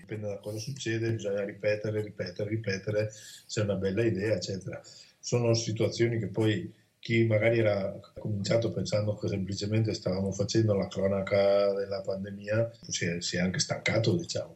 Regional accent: Alta Padovana, Veneto, Italy; il mio paese

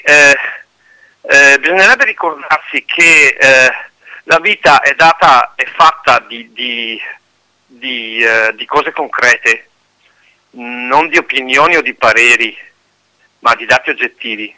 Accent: Pedavena, Veneto, Italy; io sono di Pedavena

